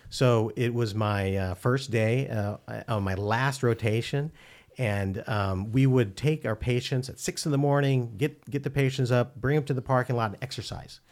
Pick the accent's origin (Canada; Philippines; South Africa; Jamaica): Philippines; Manila, Metro Manila; moved away; I was born in the Philippines